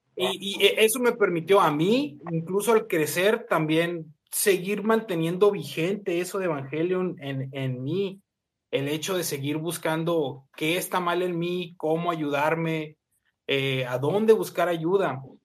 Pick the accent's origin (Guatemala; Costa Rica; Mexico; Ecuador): Mexico; near the US border, northern Mexico; yo soy de México